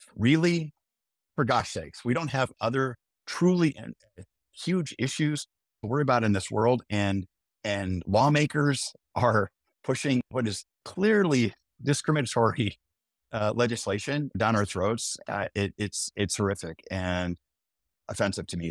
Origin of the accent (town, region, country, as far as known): Omaha, Nebraska, United States; born or raised there